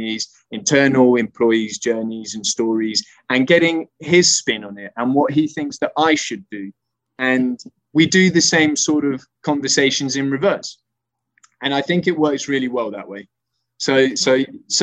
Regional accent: Spain; moved away; growing up in Spain

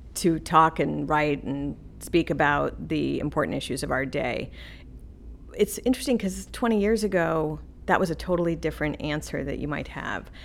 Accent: the West, United States; I grew up out west

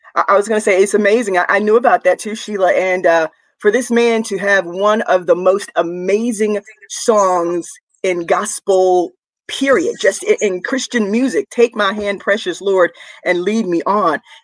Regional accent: Rougemont, North Carolina, United States; I'm from Rougemont, North Carolina, Durham County

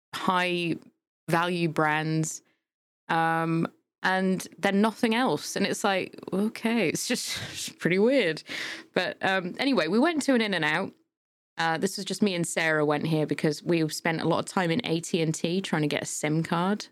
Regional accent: United Kingdom; accent: British; from the U K.

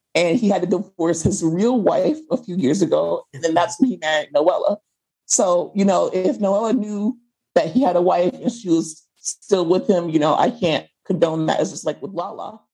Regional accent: United States; as an American person

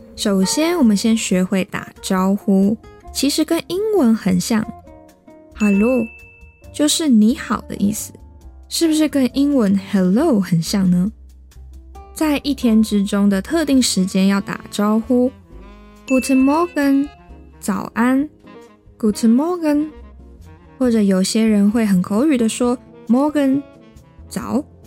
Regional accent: Taiwan; 我来自台湾

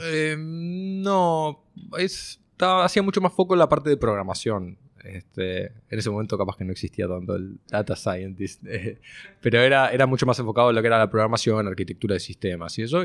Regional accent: Montevideo, Uruguay; also born or lived in Israel; nací en Montevideo. Tengo dos hermanas. Este, estudié toda mi vida en el mismo colegio hasta los 18 años

